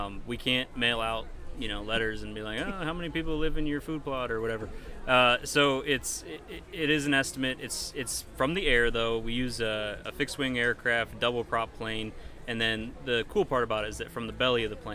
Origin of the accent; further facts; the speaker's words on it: Finger Lakes region, Western New York, United States; moved away as an adult; also born or lived in Michigan / Alberta / Montana; now in Pennsylvania, United States; I am originally from Western New York, not far away, you know, just over the border into New York, Finger Lakes region